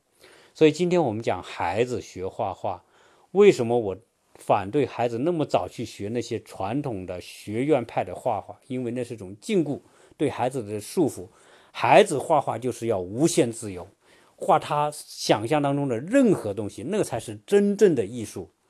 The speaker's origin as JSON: {"language": "Chinese", "country": "China", "tie": "born or raised there", "said": "当然，我们在中国长大的人，学中在中国学哲学的人，传统哲学都被认为说，唯物主义是对的，唯心主义是错的。"}